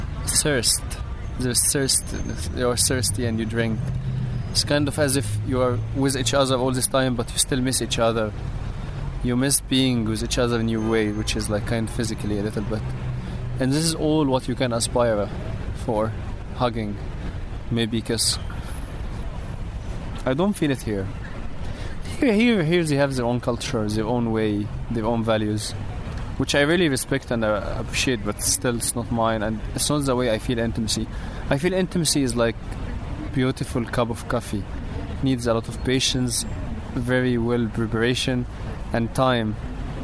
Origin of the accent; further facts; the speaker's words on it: Egypt; moved away as an adult; now in London, United Kingdom; I came here to take a time off from Egypt